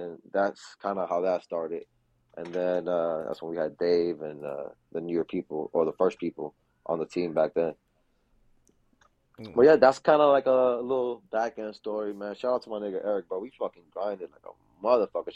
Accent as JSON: {"language": "English", "town": "Miami", "region": "Florida", "country": "United States", "said": "I'm from Miami. So black people out here in Miami talk like Southern"}